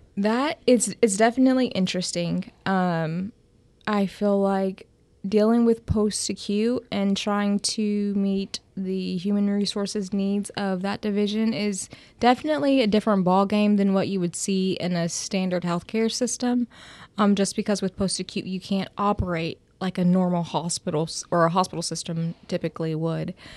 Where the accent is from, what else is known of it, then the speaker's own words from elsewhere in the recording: Bidwell, Ohio, United States; I am from Bidwell, Ohio, which is the center of the universe.